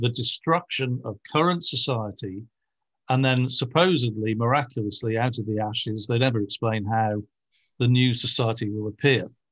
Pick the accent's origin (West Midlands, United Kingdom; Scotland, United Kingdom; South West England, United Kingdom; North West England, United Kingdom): North West England, United Kingdom; Liverpool; I come from Britain, where even the right wing is the left wing, shall we say, uh, and especially, uh, from Liverpool, where I come from